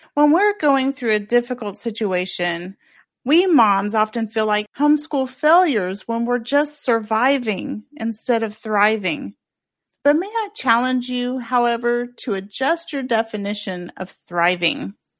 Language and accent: English; Kansas, United States; moved away as an adult; also born or lived in Oahu, Hawaii; my home state of Kansas